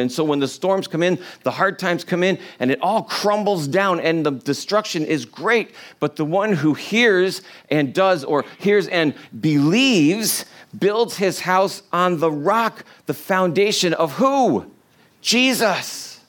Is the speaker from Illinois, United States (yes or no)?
no; New York, United States; I'm from New York